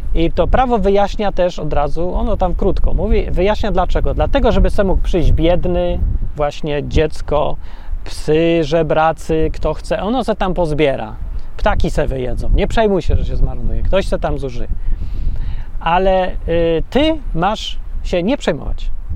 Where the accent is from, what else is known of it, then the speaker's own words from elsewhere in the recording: Poland; Ja się wychowałem w bloku PRL-owskim